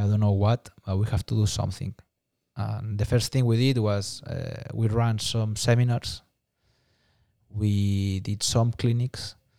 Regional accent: Barcelona, Catalonia, Spain; English is a second language; moved away as an adult; now in United States; I'm from Barcelona, um, Spain

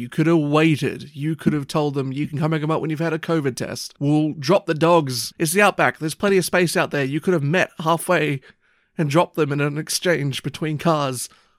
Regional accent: Papua New Guinea; it's just what I got used to growing up in New Guinea.

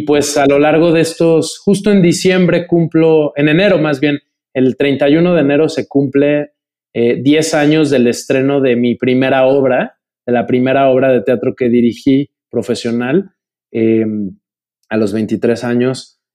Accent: Mexico; soy eh, mexicano

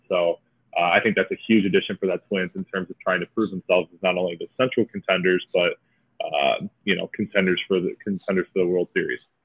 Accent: Clarkston, Michigan, United States; my hometown, little city called Clarkston

